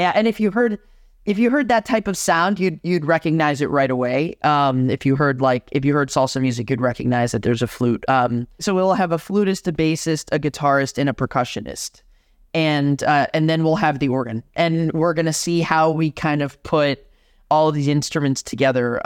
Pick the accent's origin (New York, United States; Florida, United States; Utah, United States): Florida, United States; Miami; moved away as an adult; now in Madison, United States; I'm born and raised in Miami, Florida, um, in a Cuban household